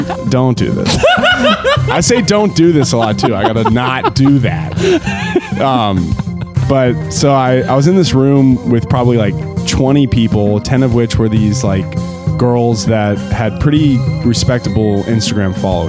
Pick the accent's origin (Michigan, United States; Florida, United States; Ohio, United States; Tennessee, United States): Ohio, United States; Cincinnati; I'm from Cincinnati, Ohio.